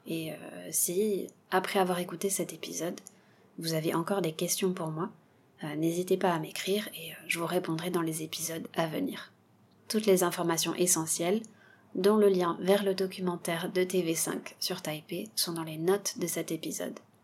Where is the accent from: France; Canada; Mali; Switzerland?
France; south-west France; moved away; also born or lived in Bordeaux / Taiwan; je viens du sud-ouest de la France